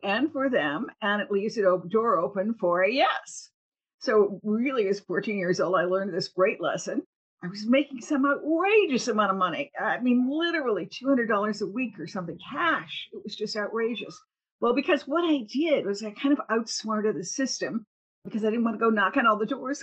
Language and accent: English; Cleveland, Ohio, United States; moved away; also born or lived in Athens, Ohio; I am from Cleveland, Ohio, from a, I guess, working class family, you'd have to say. We lived in a housing project, a government housing project. I think our rent was $39 a month or something when I was a little kid.